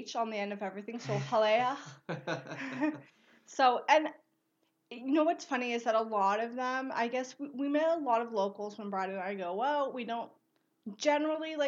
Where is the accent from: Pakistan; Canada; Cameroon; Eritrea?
Canada; we're Canadian